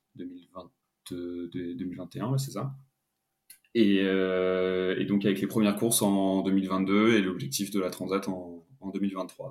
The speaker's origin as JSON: {"language": "French", "town": "Paris", "region": "Île-de-France", "country": "France", "tie": "born or raised there", "said": "je suis originaire de, de Paris"}